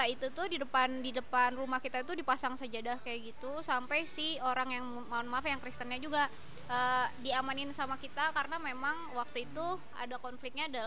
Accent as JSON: {"language": "Indonesian", "region": "West Java", "country": "Indonesia", "accent": "Sundanese", "said": "iya iya logat sampai sekarang pun gue kayak hilang banget logat Sunda gue ya"}